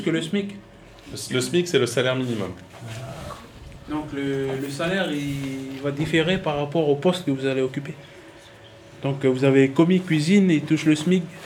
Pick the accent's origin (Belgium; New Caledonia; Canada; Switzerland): New Caledonia; Tadine, Loyalty Islands Province; je suis originaire de la tribu de Tadine.